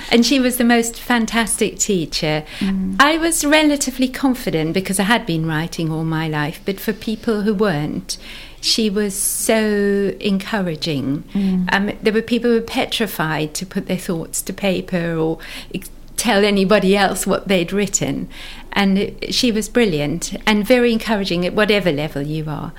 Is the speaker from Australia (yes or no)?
no; South Africa; moved away as an adult; now in Somerset, United Kingdom; I grew up in South Africa, went to university there